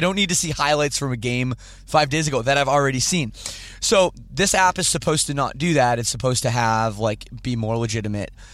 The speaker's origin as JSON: {"language": "English", "country": "Canada", "said": "I'm Canadian"}